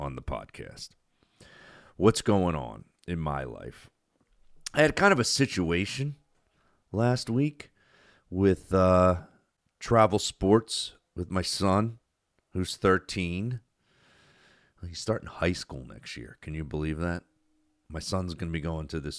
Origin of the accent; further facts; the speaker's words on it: New Jersey, United States; I grew up in South Jersey